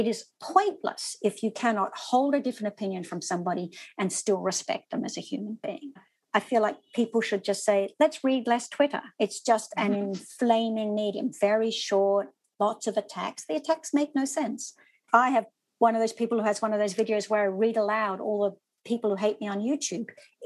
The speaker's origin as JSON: {"language": "English", "country": "Australia", "also_born_or_lived": "Sydney, Australia", "moved": "as an adult", "lives_now": "New York City, United States", "said": "I'm an Australian. We have quite serious gun restriction laws. I grew up with those"}